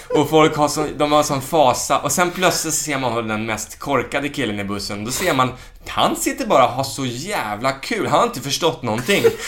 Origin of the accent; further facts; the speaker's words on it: Stockholm, Stockholm County, Sweden; also born or lived in Värmdö; som den stockholmare jag var